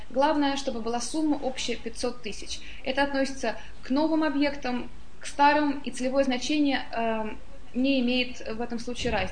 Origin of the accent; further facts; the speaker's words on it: Moscow, Russia; also born or lived in London, United Kingdom; now in Portugal; Я жила во многих странах, я москвичка, но всегда жила где-то за границей, в Лондоне много лет